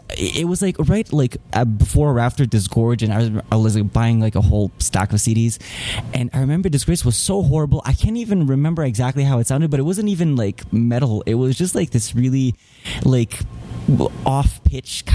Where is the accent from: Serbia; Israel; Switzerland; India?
Serbia; moved away; also born or lived in Canada; I'm born in Serbia. Then in 94, my parents decided to come to Canada because of the complicated situation in the country. And after all that was settled and everything was back to normal, more or less, then we came back. So basically, I've kind of had like a half and half, growing up here and there